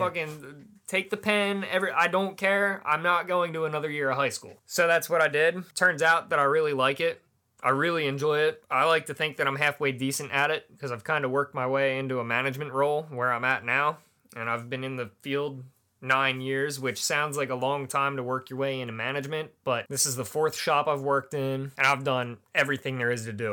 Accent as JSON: {"language": "English", "town": "Manheim", "region": "Pennsylvania", "country": "United States", "tie": "born or raised there", "also_born_or_lived": "Pittsburgh, Pennsylvania", "said": "I grew up in Mannheim, Pennsylvania"}